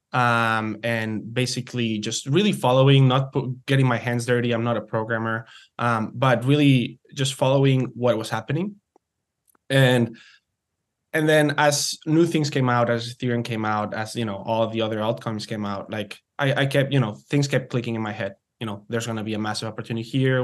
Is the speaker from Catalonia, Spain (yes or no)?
yes; Barcelona, Catalonia, Spain; moved away as an adult; also born or lived in United States / Canada; I'm, I'm originally from, from Spain. I'm from Barcelona, um, but have been betwe-, living between the U S and Canada for the past ten years.